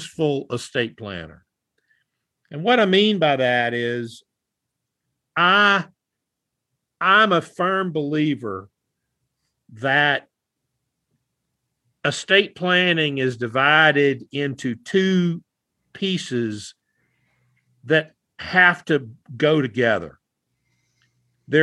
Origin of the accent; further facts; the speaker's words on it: the South, United States; I am from the South